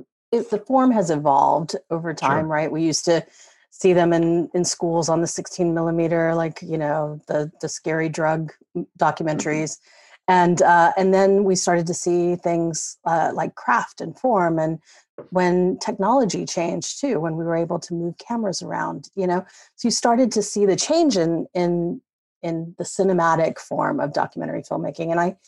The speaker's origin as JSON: {"language": "English", "region": "the South", "country": "United States", "tie": "born or raised there", "said": "I guess I grew up in the South, also like Walton."}